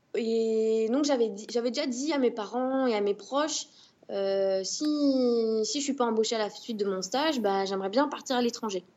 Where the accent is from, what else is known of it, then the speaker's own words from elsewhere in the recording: Bordeaux, Nouvelle-Aquitaine, France; moved away as an adult; also born or lived in Paris; now in Rosario, Argentina; je suis de Bordeaux